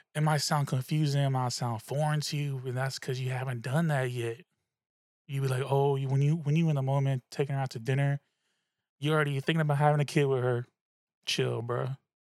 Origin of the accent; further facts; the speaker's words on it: the Bay Area, California, United States; also born or lived in Suisun City, California; I'm from the Bay, that's what we do, alright? I was wearing tall tees in, in sixth, seventh, eighth grade